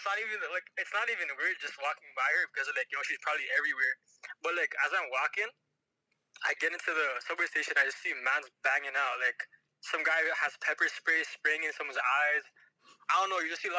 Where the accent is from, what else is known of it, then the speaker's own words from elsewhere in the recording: Toronto, Ontario, Canada; I grew up in North York, literally lived here all my life.